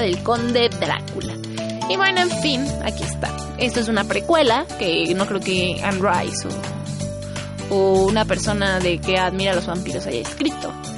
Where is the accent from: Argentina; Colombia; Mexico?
Mexico